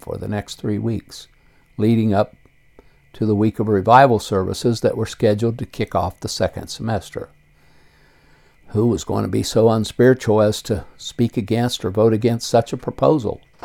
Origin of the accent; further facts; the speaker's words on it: Circleville, Ohio, United States; I was born on May 19, 1949, in west central Ohio and raised in Circleville, Ohio, a small city 25 miles south of Columbus